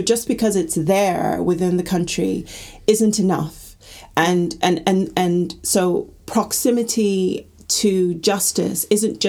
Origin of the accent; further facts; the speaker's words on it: Gambia; also born or lived in Middle East; so I'm from the Gambia, and I was brought up in the Middle East